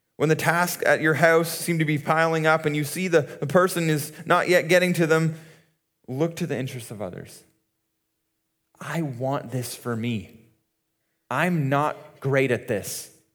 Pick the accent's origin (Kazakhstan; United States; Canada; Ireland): Canada; Muskoka, Ontario; we grew up in Muskoka